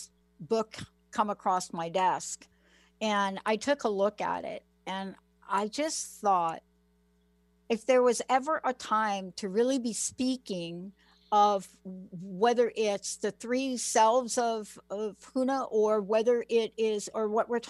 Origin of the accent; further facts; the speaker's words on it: New York City, New York, United States; now in Seattle, United States; I'm this kid from the Bronx that moved to Seattle